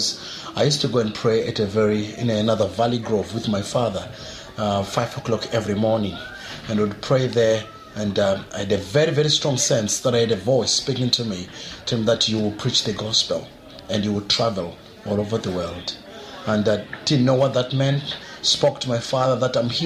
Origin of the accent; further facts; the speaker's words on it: South Africa; also born or lived in Zimbabwe; now in Perth, Australia; I was born in Zimbabwe, but I spent most of my time in South Africa. And that's when I grew up.